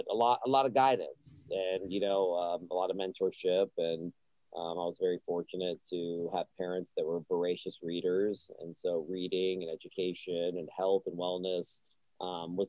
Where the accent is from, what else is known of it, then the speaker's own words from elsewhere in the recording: Austin, Texas, United States; I was born in Austin